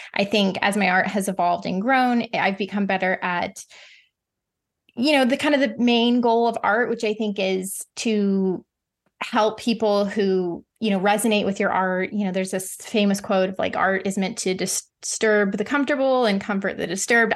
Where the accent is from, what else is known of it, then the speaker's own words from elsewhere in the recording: the Ozarks, United States; I grew up in the Ozarks, which is like the southern part of the Midwest